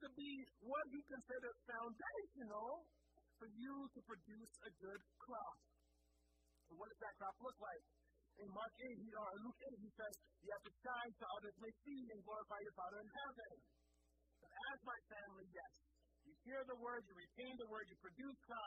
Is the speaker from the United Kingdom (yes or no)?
no; Liberia; moved away; I grew up in Liberia